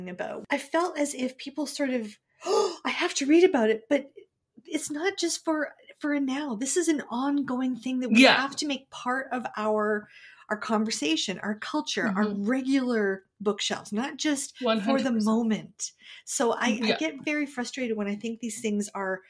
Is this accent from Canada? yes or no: yes; Canada; we're from Canada